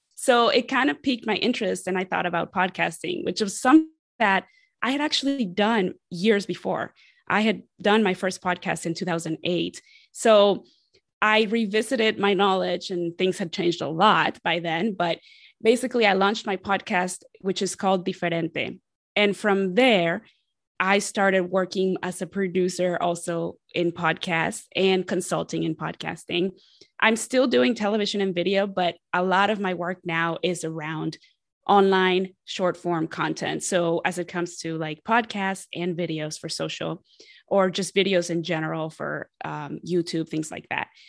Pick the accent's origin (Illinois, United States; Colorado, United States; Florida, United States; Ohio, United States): Ohio, United States; Columbus; also born or lived in Mexico City, Mexico; I am originally from Mexico City, and I, I was raised there, and then I grew up in Columbus, Ohio